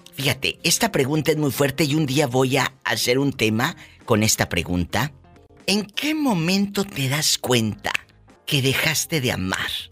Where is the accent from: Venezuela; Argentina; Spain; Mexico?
Mexico; Matamoros, Tamaulipas; Vieja centavera, dicen ayer en mi tierra. Esa es una vieja centavera. Entonces, así le dicen en, Matamoros